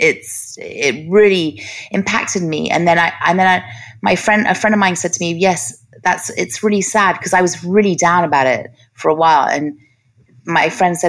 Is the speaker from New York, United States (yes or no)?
no; Los Angeles, California, United States; I grew up in Hollywood